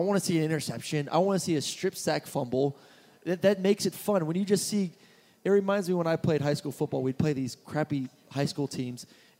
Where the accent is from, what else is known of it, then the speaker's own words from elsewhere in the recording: Florida, United States; now in Atlanta, United States; I'm from Florida